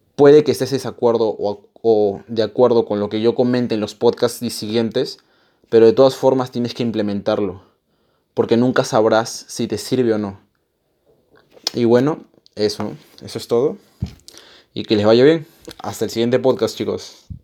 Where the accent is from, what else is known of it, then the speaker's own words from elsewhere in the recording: Peru; Yo soy peruano